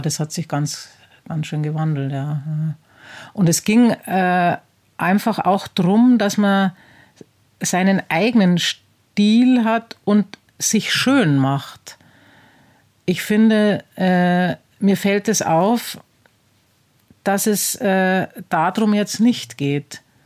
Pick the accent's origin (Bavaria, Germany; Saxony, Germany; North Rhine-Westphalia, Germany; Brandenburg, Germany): Bavaria, Germany; Penzberg; also born or lived in Laufen; ich bin in Penzberg geboren. Penzberg ist ein ähm, oberbayerisches Städtchen